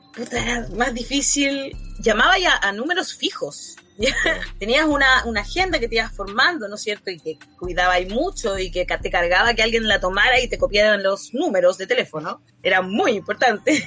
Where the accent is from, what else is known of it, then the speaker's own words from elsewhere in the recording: Chile; era chilena